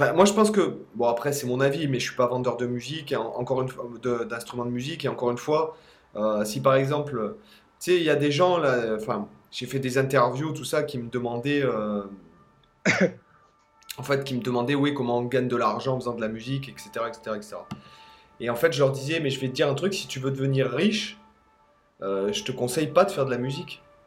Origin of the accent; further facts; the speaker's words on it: France; now in Spain; en tant que Français, j'ai le droit de rentrer dans mon pays d'origine